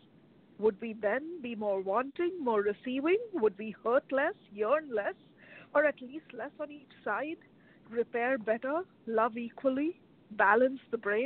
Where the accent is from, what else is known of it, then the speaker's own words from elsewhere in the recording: India; now in Chicago, United States; I am originally from India